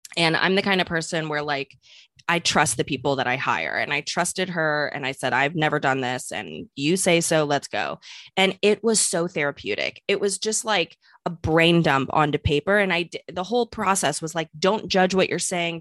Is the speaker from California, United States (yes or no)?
no; St. Louis, Missouri, United States; moved away; also born or lived in New York; I'm from Saint Louis, not necessarily a small town by any means, but, you know, a Midwest girl moved to New York